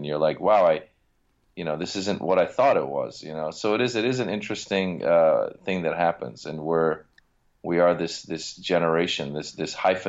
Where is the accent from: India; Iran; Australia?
Iran; English is a second language; now in United States; because, you know, we come from Iran, we come to America, you don't know anybody, you're learning the language. I mean, I learn English in Iran, but now it's every day.